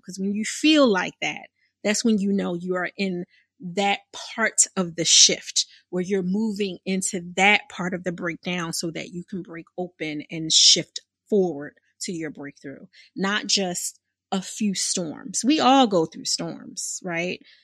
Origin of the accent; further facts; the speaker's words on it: Philadelphia, Pennsylvania, United States; I'm from born and raised in Philadelphia